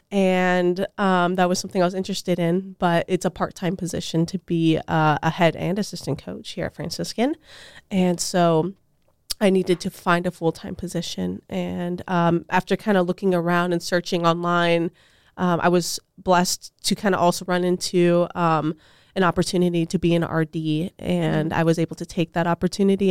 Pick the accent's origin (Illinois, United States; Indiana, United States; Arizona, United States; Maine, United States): Arizona, United States; Tucson; now in Steubenville, United States; I'm originally from Tucson, Arizona